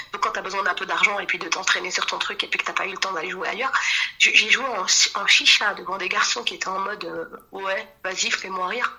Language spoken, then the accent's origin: French; Djerba, Medenine, Tunisia; je suis tunisienne de Djerba